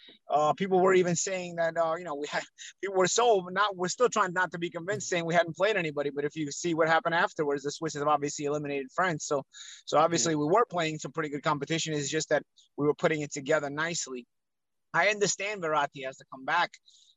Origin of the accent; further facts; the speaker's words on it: New York area, United States; I have parents born in Italy. I grew up on the Serie A. I grew up watching, even in the United States, I grew up watching Serie A. We had this very obscure Italian channel we'd get in the New York area